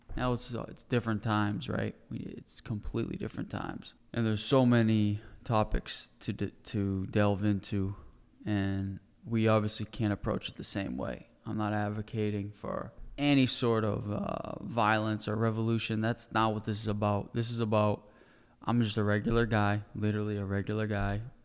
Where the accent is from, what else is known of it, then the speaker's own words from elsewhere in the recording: United States; as an American citizen